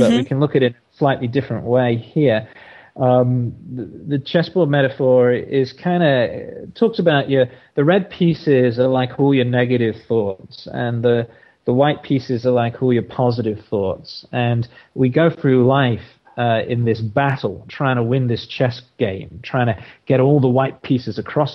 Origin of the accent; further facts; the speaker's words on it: England, United Kingdom; now in Australia; I'm originally from England, but I've been in Australia for over 20 years now. So I think of myself as Australian these days